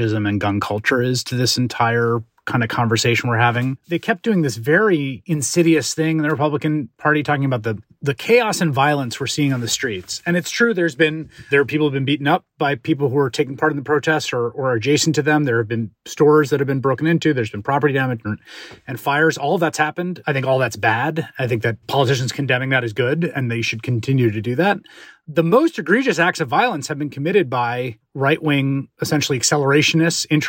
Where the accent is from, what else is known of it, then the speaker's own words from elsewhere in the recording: New York City, New York, United States; I grew up in New York City in the 1980s